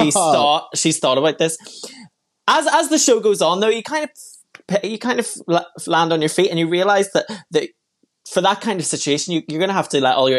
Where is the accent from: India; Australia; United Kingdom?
United Kingdom; Belfast, Northern Ireland; I'm from Belfast.